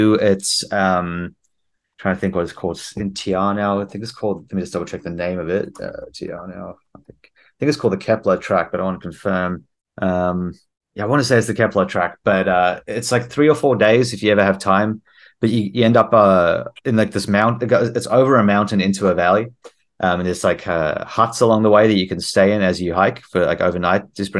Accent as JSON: {"language": "English", "country": "South Africa", "also_born_or_lived": "New Zealand / Australia", "moved": "yes", "said": "So I actually am a New Zealand citizen. I moved here from Australia, but before that I was in New Zealand, and originally South Africa. So I'm kind of like from all over."}